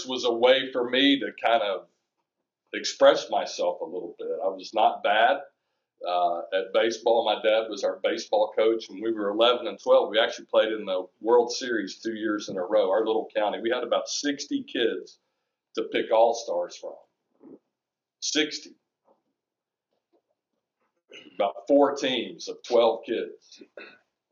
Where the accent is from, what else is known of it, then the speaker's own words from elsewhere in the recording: just south of Chattanooga, Tennessee, United States; moved away; I grew up just south of Chattanooga, Tennessee on a dirt farm.